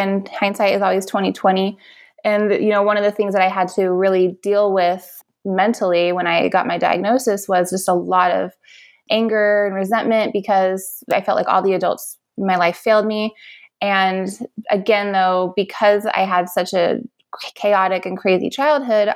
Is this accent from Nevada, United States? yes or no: yes; Las Vegas, Nevada, United States; I was born and raised here in Las Vegas, and I went to eight different CCSD schools